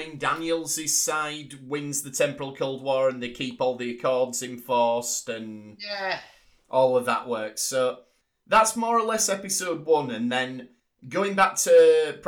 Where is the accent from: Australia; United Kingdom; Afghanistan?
United Kingdom; England; us being English